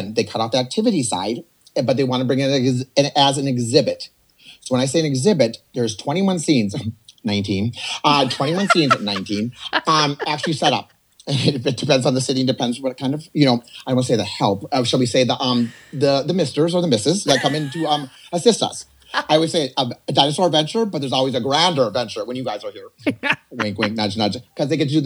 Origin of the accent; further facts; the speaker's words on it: Little Falls, Minnesota, United States; moved away; I am from Little Falls, Little Balls, Little Falls, whatever. Yes, and it's the heart of Minnesota